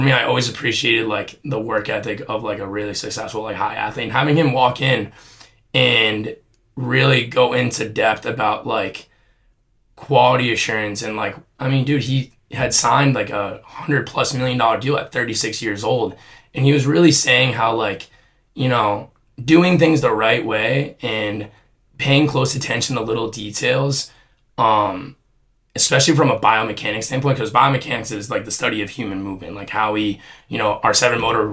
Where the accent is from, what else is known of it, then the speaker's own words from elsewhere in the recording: New Jersey, United States; growing up in Jersey